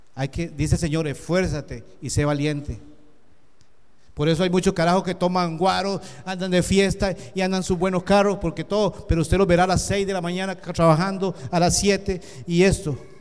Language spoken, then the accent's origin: Spanish; Costa Rica; Yo vine de Costa Rica